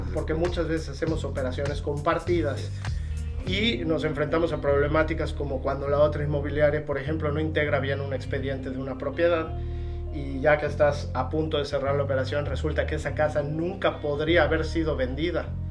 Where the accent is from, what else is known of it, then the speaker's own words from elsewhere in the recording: Yucatán, Mexico; soy yucateco de hueso colorado